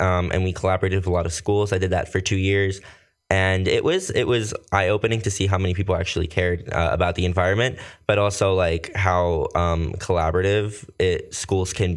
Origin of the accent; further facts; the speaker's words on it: Somerset County, New Jersey, United States; also born or lived in Costa Rica / Bridgewater, New Jersey / Manville, New Jersey / South Bound Brook, New Jersey; But I've mostly lived everything out here in Jersey. Somerset County, though, has always been my home.